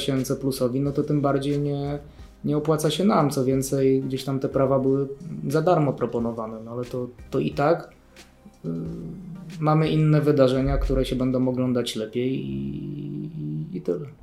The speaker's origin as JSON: {"language": "Polish", "country": "Germany", "tie": "born or raised there", "moved": "yes", "lives_now": "Poland", "said": "ja się wychowywałem w Niemczech"}